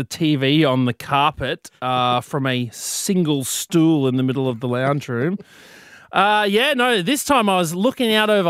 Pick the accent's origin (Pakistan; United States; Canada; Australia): Australia; Sydney, New South Wales; moved away as an adult; now in Brisbane, Australia; Have you ever looked at your hometown like a tourist?